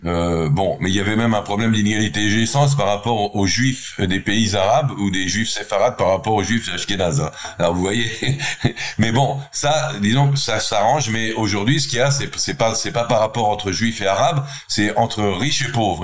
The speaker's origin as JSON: {"language": "French", "country": "Israel", "said": "je suis israélien, je viens d'Israël"}